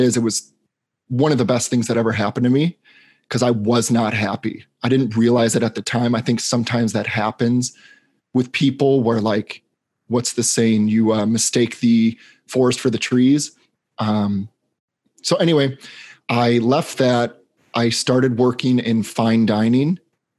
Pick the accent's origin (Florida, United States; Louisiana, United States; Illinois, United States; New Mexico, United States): Illinois, United States; Chicago; moved away as an adult; also born or lived in Boston, Massachusetts; now in Los Angeles, United States; I grew up in Chicago, Illinois